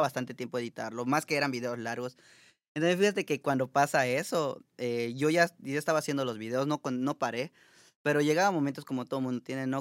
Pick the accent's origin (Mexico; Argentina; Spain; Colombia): Mexico; Mérida, Yucatán; moved away as an adult; now in Montreal, Canada; Yo soy de Mérida, Yucatán, México.